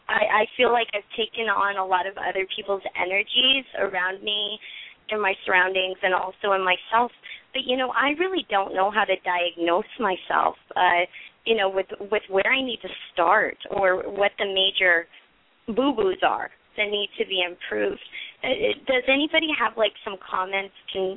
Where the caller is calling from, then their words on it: Orlando, Florida, United States; I'm calling from Orlando.